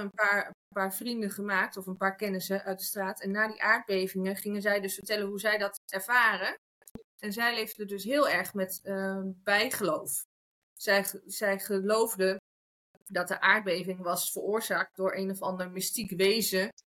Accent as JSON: {"language": "Dutch", "country": "Netherlands", "tie": "born or raised there", "moved": "as an adult", "lives_now": "Spain", "said": "Ik ben geboren in Nederland."}